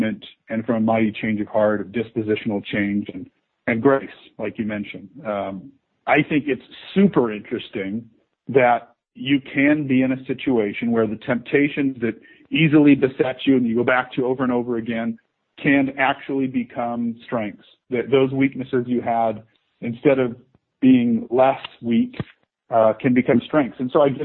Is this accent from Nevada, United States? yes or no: yes; Las Vegas, Nevada, United States; moved away as an adult; also born or lived in Provo, Utah / New York City / South Carolina; Born and raised in Las Vegas, oldest of 9 kids, 8 boys, 1 girl.